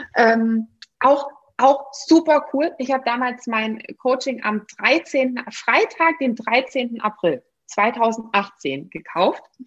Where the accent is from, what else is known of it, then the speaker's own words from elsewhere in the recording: Swabia, Germany; bin ich ja noch gebürtige Schwäbin